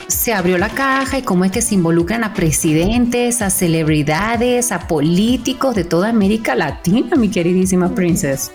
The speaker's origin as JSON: {"language": "Spanish", "country": "Argentina", "said": "como decimos en Argentina"}